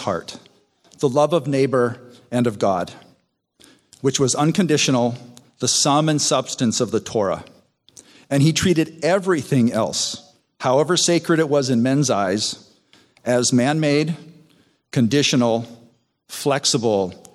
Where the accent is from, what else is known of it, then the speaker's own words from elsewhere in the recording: Southern California, United States; also born or lived in Chicago; We then moved to Southern California